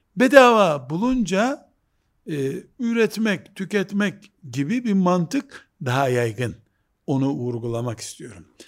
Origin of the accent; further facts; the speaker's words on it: Black Sea Region, Turkey; Bizim Karadeniz yöresinde hoca efendiler